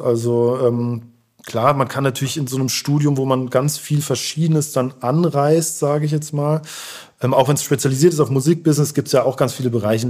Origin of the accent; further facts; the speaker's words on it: Heidelberg, Baden-Württemberg, Germany; now in Berlin, Germany; ich komme aus Heidelberg